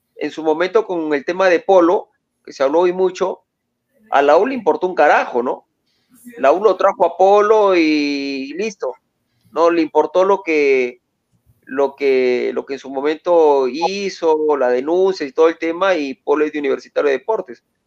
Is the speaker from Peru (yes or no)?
yes; Sullana, Piura, Peru; yo que soy de Suyana